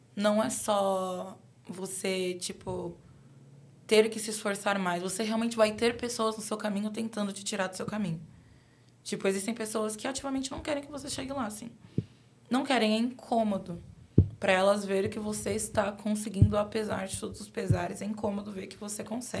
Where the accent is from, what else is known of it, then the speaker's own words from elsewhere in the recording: São Paulo, Brazil; eu sou de Guaianazes